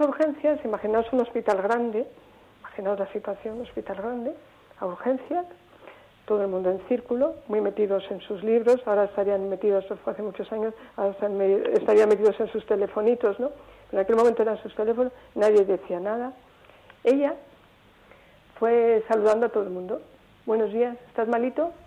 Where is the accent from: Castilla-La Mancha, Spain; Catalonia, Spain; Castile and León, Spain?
Castile and León, Spain; Salamanca; yo soy de Salamanca